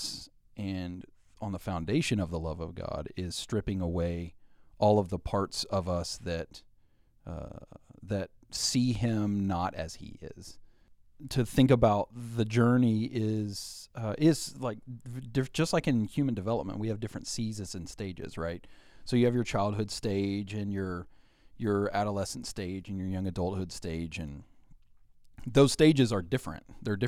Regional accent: Arkansas, United States; born there; Yeah, I was born in Central Arkansas and into a godly family. My parents were active in their local church.

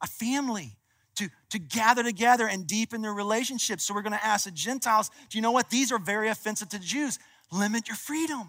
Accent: Kentucky, United States; I'm from Kentucky

